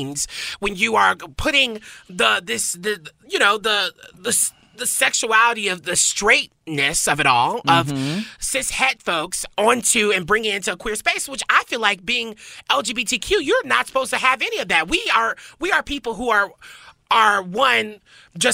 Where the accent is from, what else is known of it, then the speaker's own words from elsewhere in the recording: the South, United States; I grew up in the South